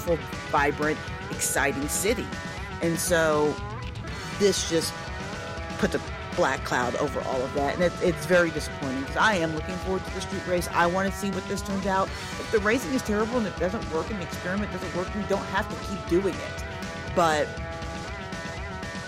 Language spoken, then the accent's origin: English; Midwest, United States; moved away; also born or lived in the South / Chattanooga; I've lived in the South for most of my life. I grew up in the Midwest